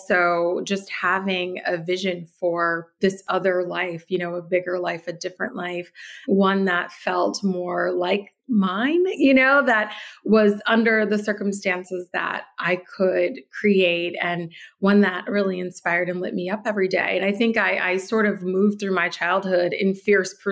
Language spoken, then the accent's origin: English; Detroit, Michigan, United States; moved away; also born or lived in New York; I was born and raised in Detroit in the 80s